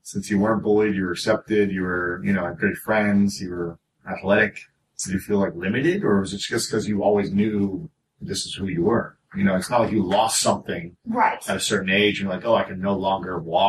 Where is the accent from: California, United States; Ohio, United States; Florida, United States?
Ohio, United States; also born or lived in Elsah, Illinois; now in Los Angeles, United States; We're both from the Midwest. I'm from Ohio.